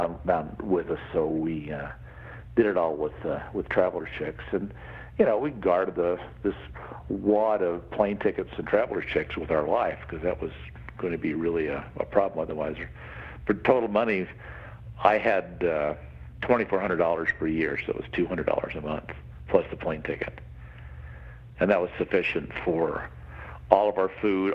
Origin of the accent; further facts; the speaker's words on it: Salt Lake City, Utah, United States; also born or lived in Park City, Utah; I grew up in Salt Lake City, then I moved to Park City, the big ski town